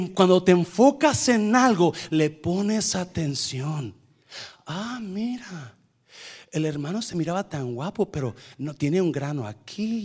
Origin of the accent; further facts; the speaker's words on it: Nayarit, Mexico; yo crecí en Nayarit